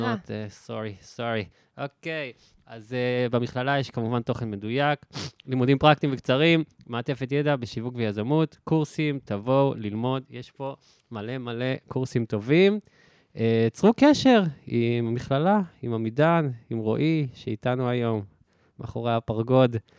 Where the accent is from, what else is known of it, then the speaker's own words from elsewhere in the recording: Southern District, Israel; moved away as an adult; now in Tel Aviv, Israel; כי אני מהדרום